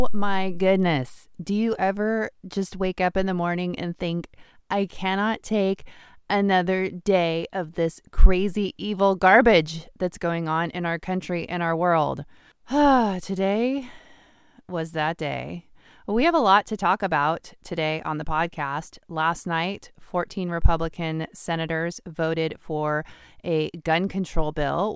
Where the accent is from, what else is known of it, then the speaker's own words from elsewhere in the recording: United States; also born or lived in Washington (state); as the American people